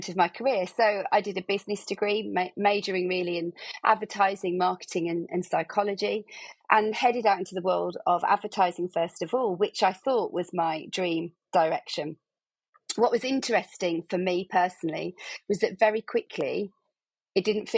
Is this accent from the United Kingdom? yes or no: yes; Birmingham, West Midlands, United Kingdom; I'm from Birmingham, I'm sure your guests can hear